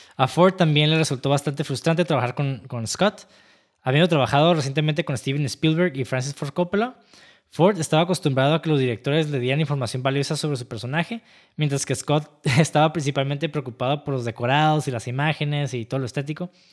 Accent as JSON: {"language": "Spanish", "country": "Mexico", "said": "incluso como mexicanos"}